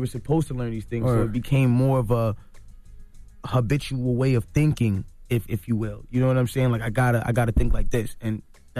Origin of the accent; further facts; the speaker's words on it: Toronto, Ontario, Canada; I'm from Toronto.